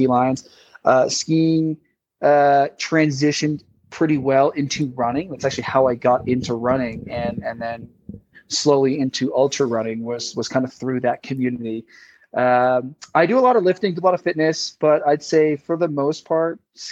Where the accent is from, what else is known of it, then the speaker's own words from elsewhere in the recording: New England, United States; moved away as an adult; now in Lake Tahoe, United States; growing up in New England